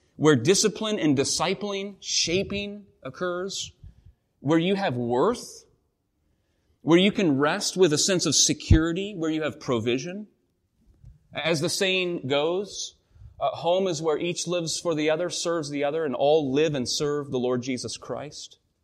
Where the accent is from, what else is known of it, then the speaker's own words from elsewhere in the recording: the Northwest, Pacific Northwest, United States; growing up in the Northwest, our family, quite active, uh, got involved in whitewater rafting